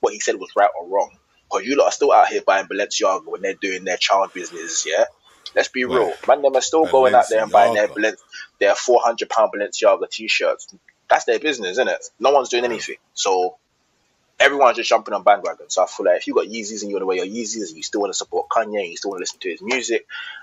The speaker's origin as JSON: {"language": "English", "region": "London", "country": "United Kingdom", "tie": "born or raised there", "said": "I grew up in Southeast, but I'm probably further Southeast. I'm further Southeast than Bermondsey"}